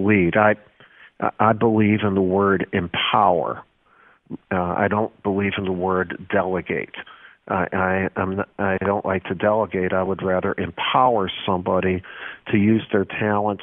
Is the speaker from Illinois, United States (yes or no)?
yes; Chicago, Illinois, United States; the guys I grew up in Columbus Schoolyard in Chicago